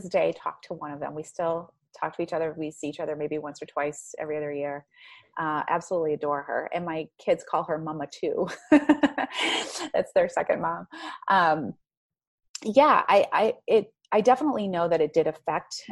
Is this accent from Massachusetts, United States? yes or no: no; Maine, United States; moved away; I'm from Maine. I'm from Maine. There's and nothing just, to do up there but make babies and drink.